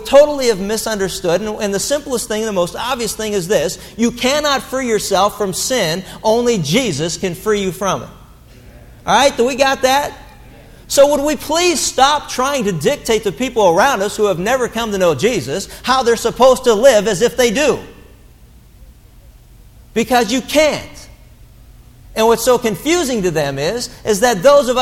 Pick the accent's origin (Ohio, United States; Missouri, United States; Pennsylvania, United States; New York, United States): Pennsylvania, United States; Pittsburgh; growing up in Pittsburgh, English was almost a primary language